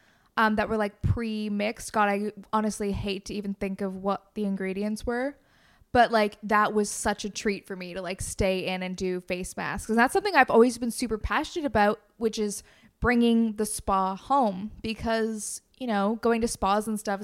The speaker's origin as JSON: {"language": "English", "town": "Waterloo", "region": "Ontario", "country": "Canada", "tie": "born or raised there", "said": "I grew up in Waterloo, Ontario, represent. And mom grew up here and I grew up here, obviously."}